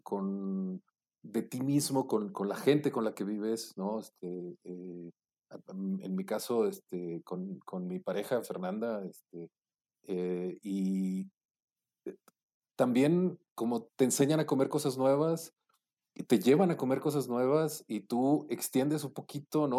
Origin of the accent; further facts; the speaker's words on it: Monclova, Coahuila, Mexico; also born or lived in Mexico City; now in Puebla, Mexico; cuando me fui del, de, de Monclova a, a la Ciudad de México